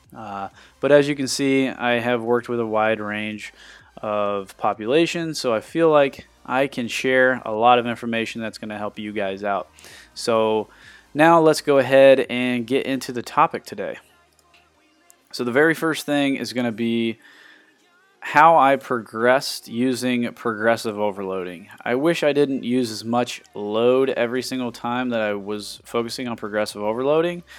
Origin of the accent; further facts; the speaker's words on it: Sidney, Ohio, United States; I grew up in Sydney, Ohio